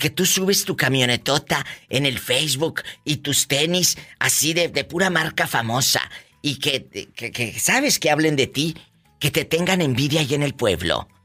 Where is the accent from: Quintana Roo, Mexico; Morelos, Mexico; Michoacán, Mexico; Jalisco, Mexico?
Michoacán, Mexico; Lázaro Cárdenas; now in Sioux Falls, United States; Yo nací en Michoacán.